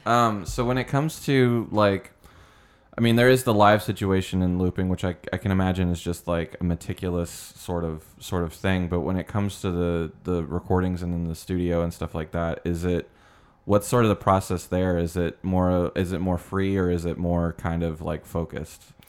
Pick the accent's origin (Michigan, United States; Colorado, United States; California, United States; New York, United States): Colorado, United States; Colorado Springs; moved away; I was born in, uh, Colorado Springs